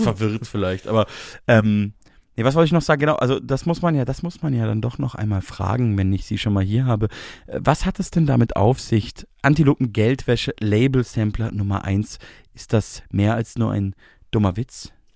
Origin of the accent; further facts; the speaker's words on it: Bavaria, Germany; Ich komme ja aus Bayern